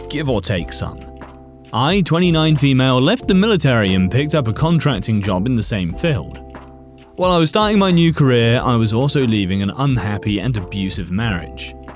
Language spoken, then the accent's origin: English; India; I'm from India, and girls are still afraid to tell others about being harassed because of shame and society.